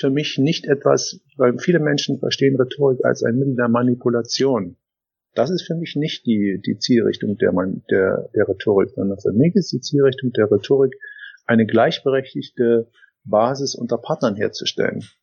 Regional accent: Germany; ich bin ja ein Kind der Wende und es war damals so, dass, dass wir ähm, ja in eine völlig neue Gesellschaft gekommen sind.

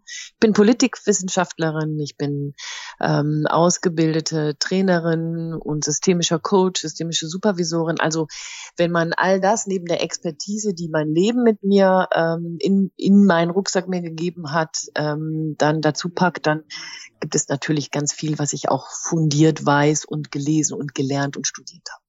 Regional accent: Rhineland, Germany; now in East Westphalia, Germany; bin ich als Rheinländerin in Ostwestfalen gelandet.

